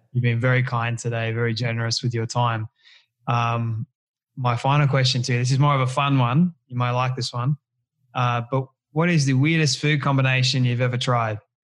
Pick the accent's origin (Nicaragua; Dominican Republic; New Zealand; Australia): Australia; here in Australia